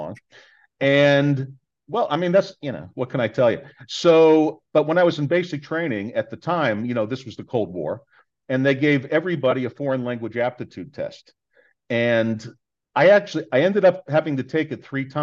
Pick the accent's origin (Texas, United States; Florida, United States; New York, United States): Florida, United States; Miami Beach; I was born in Miami Beach